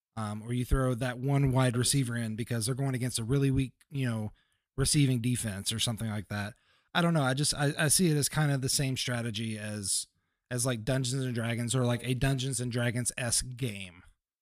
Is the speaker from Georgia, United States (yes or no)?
no; Kentucky, United States; That's, I'm from Kentucky. Of course we did that.